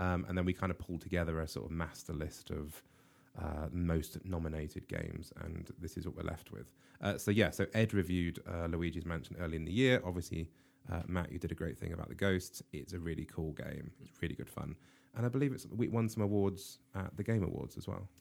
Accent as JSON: {"language": "English", "country": "United Kingdom", "said": "I'm British"}